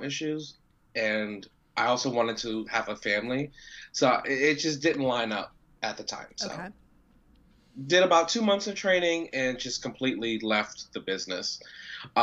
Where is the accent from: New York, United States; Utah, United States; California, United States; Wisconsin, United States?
New York, United States; New York City; accent: New York; I'm from Queens. I got a little hood in me.